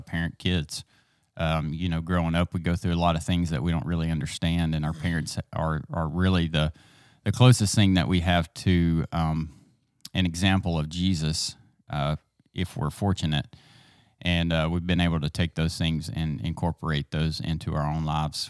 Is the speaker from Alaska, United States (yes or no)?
no; East Texas, United States; I grew up here in East Texas in a small town.